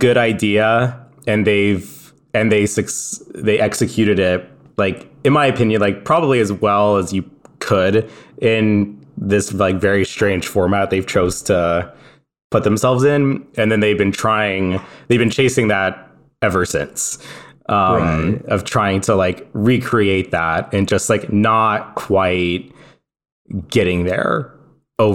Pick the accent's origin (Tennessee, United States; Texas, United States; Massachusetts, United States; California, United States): California, United States; moved away; I'm from California